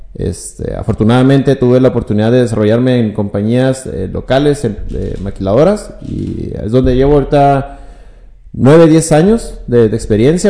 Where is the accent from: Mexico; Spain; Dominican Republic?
Mexico; Ciudad Juárez, Chihuahua; also born or lived in Hidalgo del Parral, Chihuahua; pues me hice juarense. Ya tengo casi 24, 25 años aquí en Ciudad Juárez